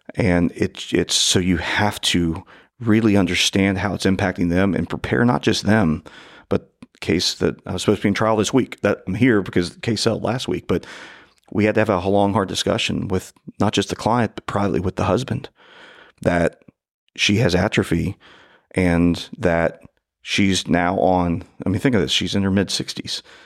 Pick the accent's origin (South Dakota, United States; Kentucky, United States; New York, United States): Kentucky, United States; northern; born or raised there